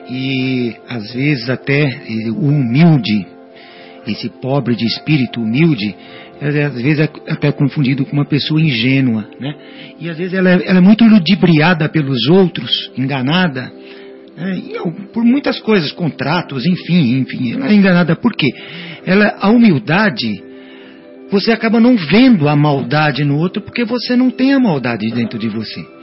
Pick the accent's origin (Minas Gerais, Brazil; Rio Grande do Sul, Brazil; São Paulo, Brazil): Minas Gerais, Brazil; interior of; minha família é uma família de Minas, né? nós somos lá do interior de Minas.